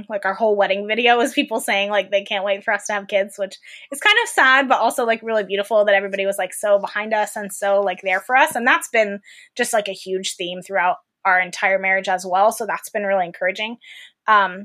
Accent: Fort Myers, Florida, United States; moved away as an adult; also born or lived in Tallahassee, Florida / Nashville, Tennessee; I grew up in Florida, Fort Myers, so like Southwest Florida

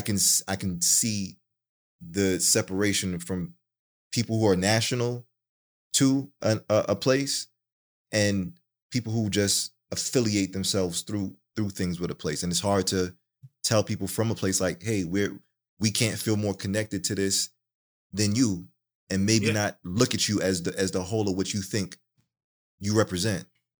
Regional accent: Jamaica; I'm 50-50, and I definitely come up in the era of just being a Jamaican-born, you know, boy.

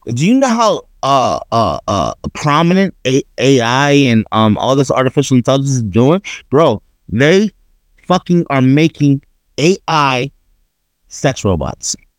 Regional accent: New York, United States; I'm from New York.

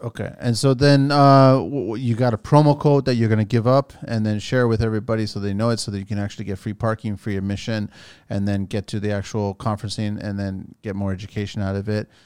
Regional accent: Canada; I'm a Canadian Portuguese

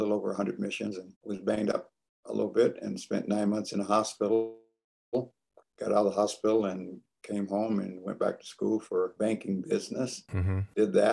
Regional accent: a little small town in Indiana, United States; also born or lived in Chicago, Illinois; now in Tacoma, Washington, United States; I grew up in a little small town in Indiana, shortly after my folks moved from Chicago, Illinois.

